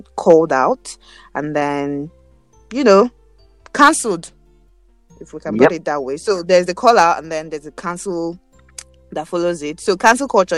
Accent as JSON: {"language": "English", "country": "Nigeria"}